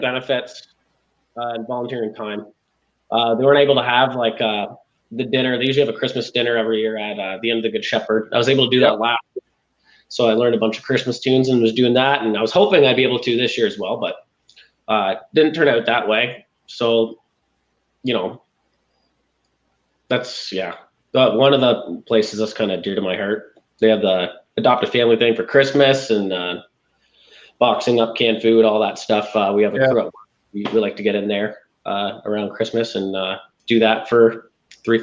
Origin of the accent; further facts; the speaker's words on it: Sarnia, Ontario, Canada; growing up in Sarnia is a really special place